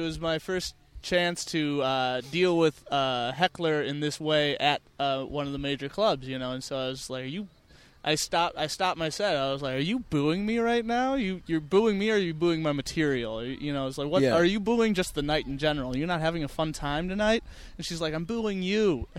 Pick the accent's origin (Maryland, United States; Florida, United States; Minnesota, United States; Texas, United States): Minnesota, United States; moved away; I'm from Minnesota.